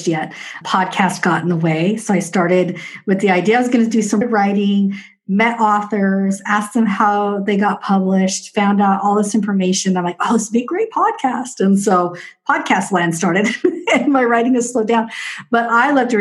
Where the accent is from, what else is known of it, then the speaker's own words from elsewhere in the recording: Washington, United States; also born or lived in Arizona; I am a native because I've been here since I was 18 months old